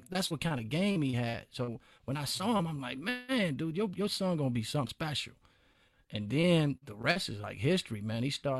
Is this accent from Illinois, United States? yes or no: yes; Chicago, Illinois, United States; coming from Chicago, we all had it.